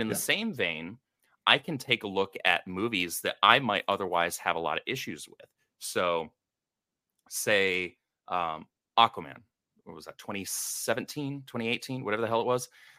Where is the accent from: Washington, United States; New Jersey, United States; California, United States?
California, United States; And I grew up in the Bay Area, California, for like 22 years.